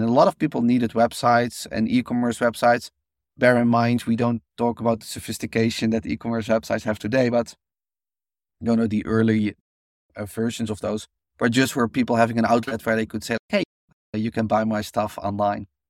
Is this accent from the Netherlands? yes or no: yes; Netherlands; I grew up in Holland